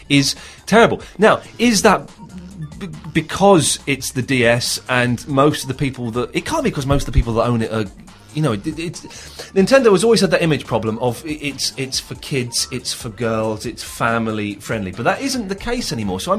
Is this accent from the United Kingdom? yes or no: yes; London, United Kingdom; accent: American; I said, "No, I was born in England. I'm English, but I've just got this accent somehow. I don't know how."